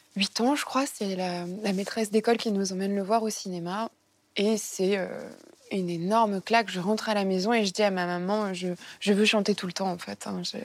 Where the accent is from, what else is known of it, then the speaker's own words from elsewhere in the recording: Martigues, Provence-Alpes-Côte d'Azur, France; Dans le sud de la France, moi je suis née à, à Martigues, et euh, dans une petite maison de, de pêcheurs